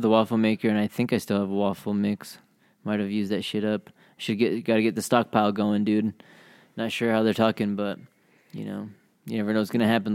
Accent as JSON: {"language": "English", "region": "Utah", "country": "United States", "said": "we're from Utah, we're savage"}